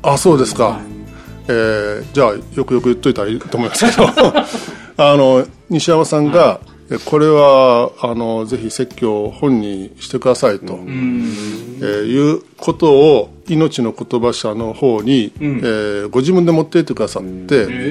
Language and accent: Japanese; Nishinomiya, Hyogo, Japan; also born or lived in Kanda, Tokyo; 僕はの子供の頃の思い出は開拓教会ですよ